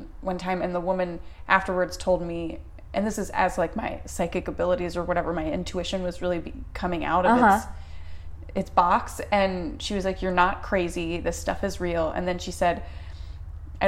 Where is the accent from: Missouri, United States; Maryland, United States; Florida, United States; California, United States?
Maryland, United States; I'm from Maryland.